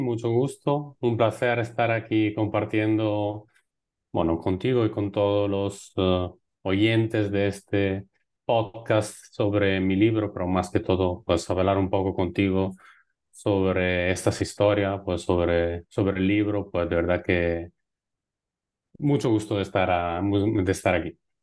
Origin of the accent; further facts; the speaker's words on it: Italy; moved away; also born or lived in Lebanon / Egypt / Colombia / Spain; como, un, italiano